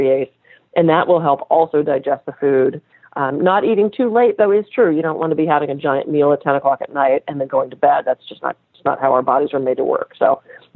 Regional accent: United States; I'm American

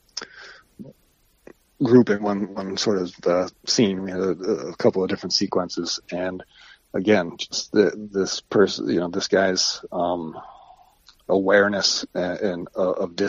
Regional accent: Ohio, United States; moved away as an adult; now in New York, United States; from being a kid growing up in Ohio

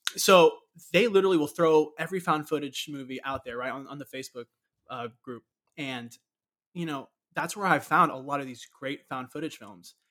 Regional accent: Orlando, Florida, United States; growing up in Orlando

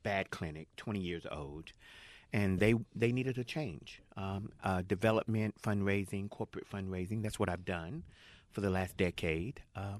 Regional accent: Jacksonville, North Carolina, United States; also born or lived in San Francisco; now in Los Angeles, United States; I'm from Jacksonville.

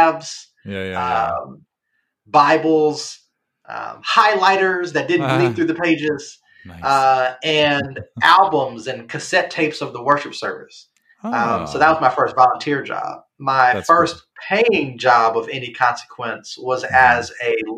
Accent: Chicago, Illinois, United States; I'm from the South Side of Chicago

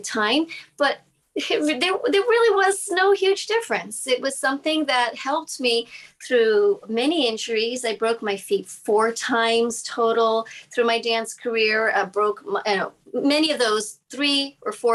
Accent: Massachusetts, United States; I grew up in Massachusetts

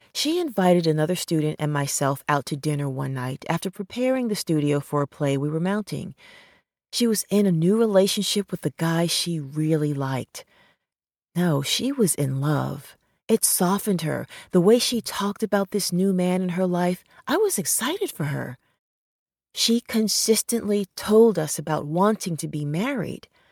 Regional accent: New York City, New York, United States; growing up in New York City

